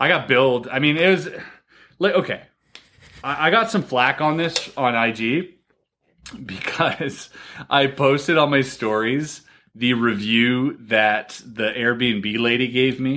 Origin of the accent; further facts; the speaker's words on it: Canada; I'm Canadian